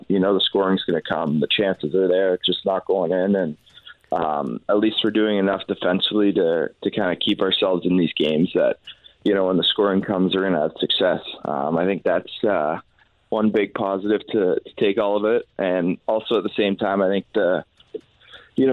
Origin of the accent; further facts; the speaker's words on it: Canada; now in St. Louis, United States; we're Canadian